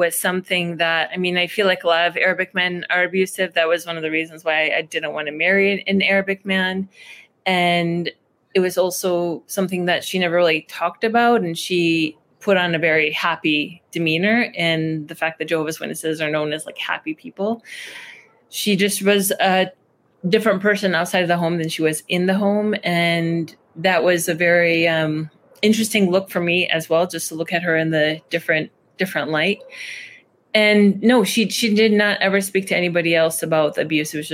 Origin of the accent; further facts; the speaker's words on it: a town right outside of Detroit, Michigan, United States; moved away as an adult; also born or lived in Iraq / Chicago; I was born in Iraq. My family came to America when I was 1.5, and I grew up in a town right outside of Detroit, Michigan